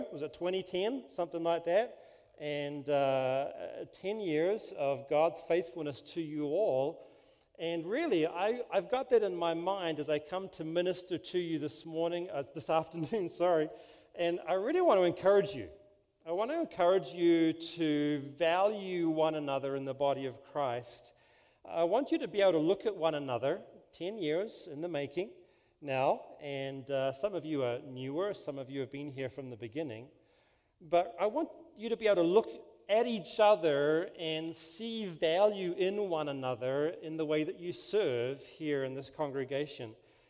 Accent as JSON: {"language": "English", "country": "New Zealand", "lives_now": "California, United States", "said": "Yes, I'm from New Zealand. Is the accent okay? You know, it's funny, because you can't really control an accent, right? It just is what it is. And but we've lived here a total of 15 years in California."}